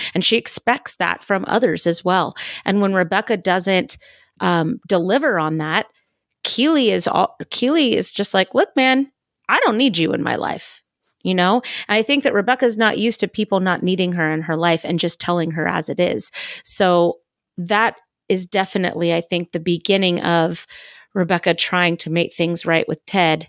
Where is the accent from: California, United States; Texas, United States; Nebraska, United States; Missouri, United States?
California, United States; moved away; I'm not from the South. I'm from California